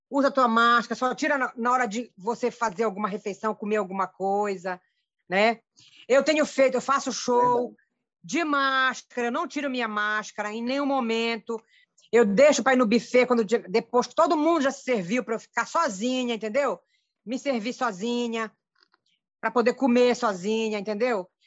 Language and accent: Portuguese; Abaetetuba, Pará, Brazil; born there; Ei, Ítalo, eu nasci aí, nasci na Costa Marataíra.